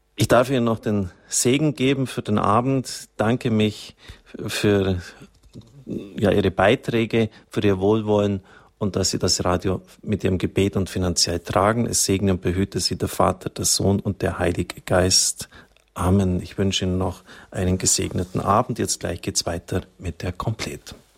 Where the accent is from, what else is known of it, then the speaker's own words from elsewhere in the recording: near Zusmarshausen, Bavaria, Germany; ganz in der Nähe meiner Heimat